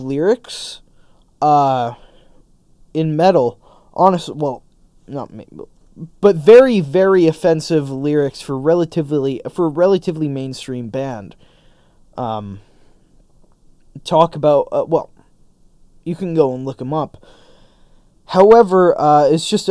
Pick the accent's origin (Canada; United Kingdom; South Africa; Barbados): Canada; my general rights and freedoms as a Canadian citizen